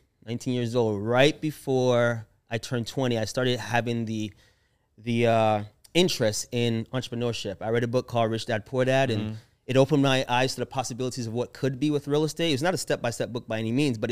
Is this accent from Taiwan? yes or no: no; Jamaica; born there; So I was born in Jamaica. I know I don't have the accent, but I was born there. So I'm authentic Jamaican, even though my friends joke and say I'm a Jafakin.